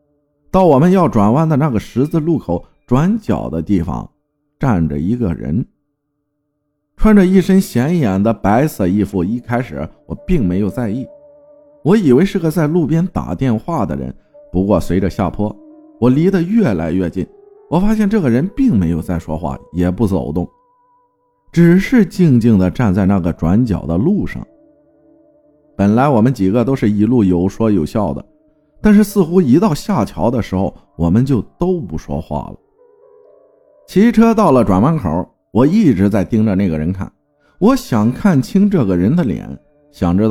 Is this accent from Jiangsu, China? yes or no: yes; Yangzhou, Jiangsu, China; 我的老家在江苏扬州的一个小县城的乡下，叫做浦头，地理位置靠近泰州。